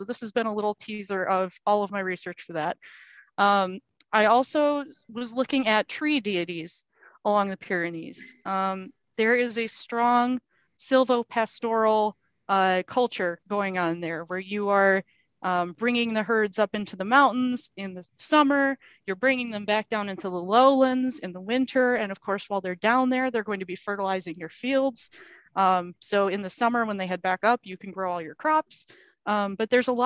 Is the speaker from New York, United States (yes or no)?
no; Lake Michigan, United States; I grew up on Lake Michigan and the Grand River is right in my hometown